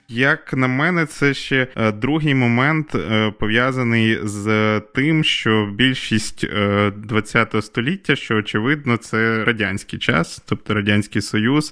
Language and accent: Ukrainian; Volyn Oblast, Ukraine; also born or lived in Lviv; я зараз вдома в батьків на Волині, звідки я родом